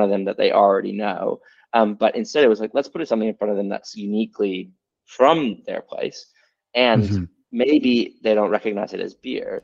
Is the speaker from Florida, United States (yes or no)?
no; Texas, United States; now in Sydney, Australia; I'm from Texas originally